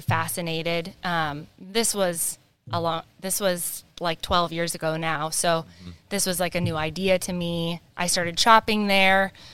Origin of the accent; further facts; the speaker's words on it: Whatcom County, Washington, United States; I grew up in Whatcom County.